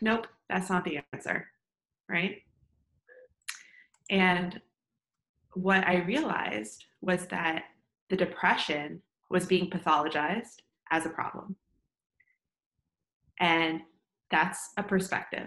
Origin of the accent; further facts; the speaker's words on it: Northeast, United States; moved away as an adult; now in Austin, United States; I'm originally from the Northeast. I'm like a Northeastern at heart.